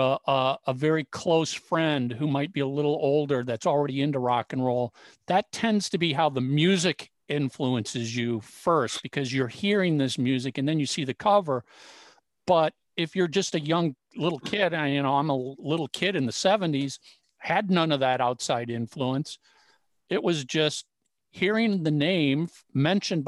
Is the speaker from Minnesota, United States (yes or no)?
yes; Minneapolis, Minnesota, United States; Tommy and I grew up in the Minneapolis area.